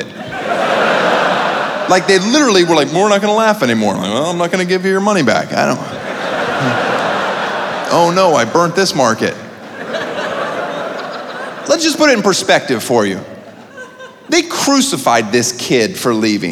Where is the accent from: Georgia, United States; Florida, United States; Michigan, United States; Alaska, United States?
Florida, United States; I grew up in Florida.